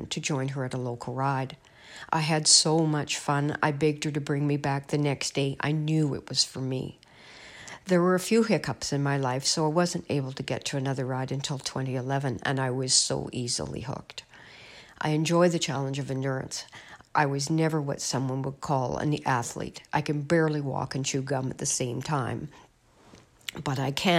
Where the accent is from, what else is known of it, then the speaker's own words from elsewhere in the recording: Oakbank, Manitoba, Canada; I am from the Oak Bank area in Manitoba, Canada